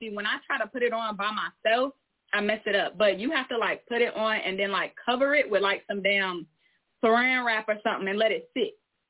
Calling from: Atlanta, Georgia, United States; Yes, I am tapping in from Georgia, and if I tell y'all the city, y'all ain't gonna know it, so I ain't gonna let y'all do me like that. So we gonna say Atlanta.

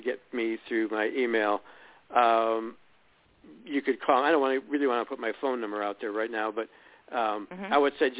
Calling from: Illinois, United States; we're calling from Illinois

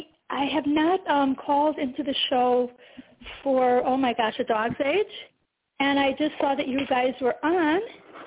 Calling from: New York, United States; Okay, New York.

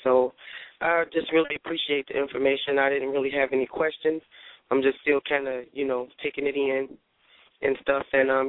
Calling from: Joliet, Illinois, United States; I'm calling from Joliet, Illinois.

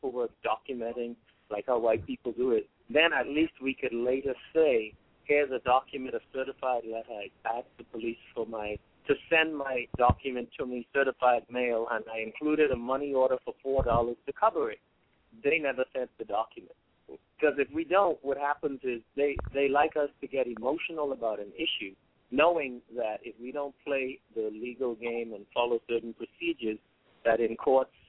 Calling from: New York, United States; I'm calling from New York

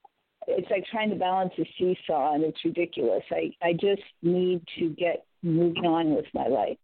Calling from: California, United States; Hi, Amy in California.

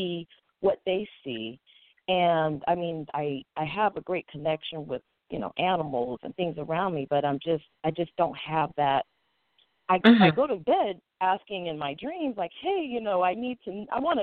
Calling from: Sacramento, California, United States; I am calling from Sacramento, California

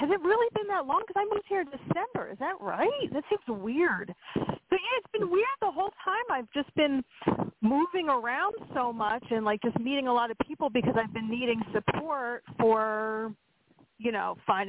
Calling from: Pennsylvania, United States; Hey. It's … in Pennsylvania

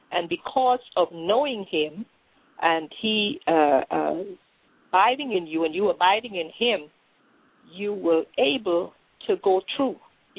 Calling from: Orlando, Florida, United States; I'm calling from Orlando

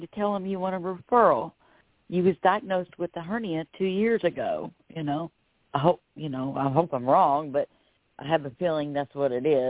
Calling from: Florida, United States; I'm calling from Florida.

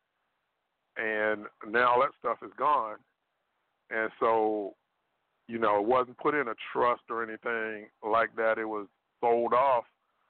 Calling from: Richmond, Virginia, United States; from Richmond, Virginia.

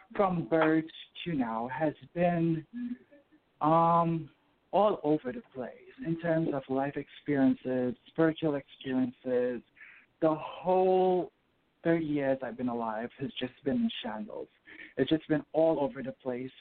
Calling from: New York City, New York, United States; I'm calling you from New York City.

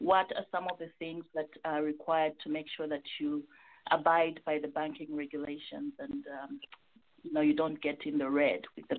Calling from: Minnesota, United States; I'm calling from Minnesota.

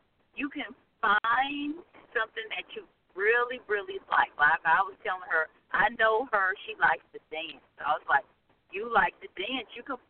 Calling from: North Carolina, United States; This is … from North Carolina.

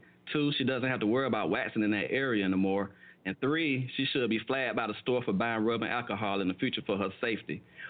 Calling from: Valley, Alabama, United States; I'm calling from Valley, Alabama

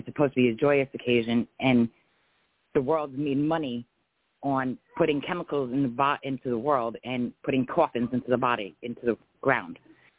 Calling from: Florida, United States

